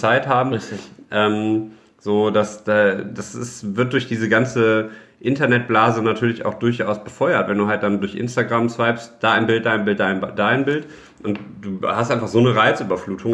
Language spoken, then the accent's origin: German; Düsseldorf, North Rhine-Westphalia, Germany; ich bin halt in Düsseldorf geboren, ich bin jetzt zur Schule gegangen, ich habe mein Abitur hier gemacht, ich habe hier studiert und jetzt arbeite ich hier.